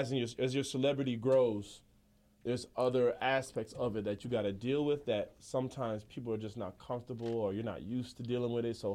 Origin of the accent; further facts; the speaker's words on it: Jamaica; Being Jamaican